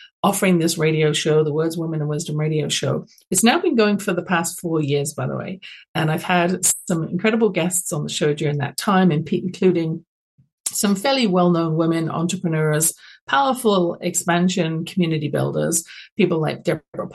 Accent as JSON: {"language": "English", "region": "London", "country": "United Kingdom", "tie": "born or raised there", "moved": "yes", "lives_now": "Canada", "said": "my own experience growing up, you can tell I'm not from Canada originally, even though I'm broadcasting from California through BBS. I was born in London, England"}